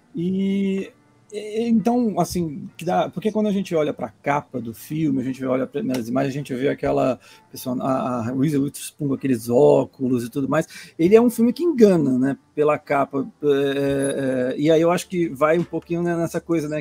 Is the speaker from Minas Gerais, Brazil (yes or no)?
no; Manaus, Amazonas, Brazil; A Mônica também, assim como a Pamela e eu, somos de Manaus